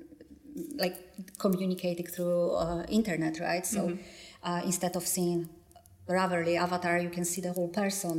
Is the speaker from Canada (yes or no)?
no; Poland; accent: Polish; English is a second language; English is my second language, and my accent is... obviously hard, and you can hear my Polish accent